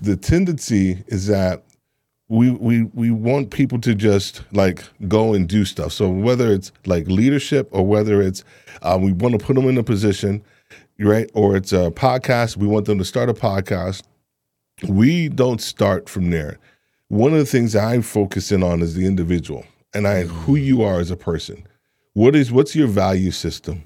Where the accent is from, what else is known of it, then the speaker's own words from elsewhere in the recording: New York, United States; moved away; also born or lived in Atlanta; I'm originally from New York